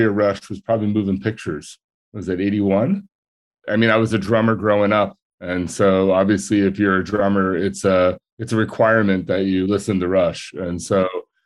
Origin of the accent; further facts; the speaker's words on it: New Jersey, United States; moved away as an adult; also born or lived in Orange County, California; now in Laguna Beach, United States; I grew up in New Jersey.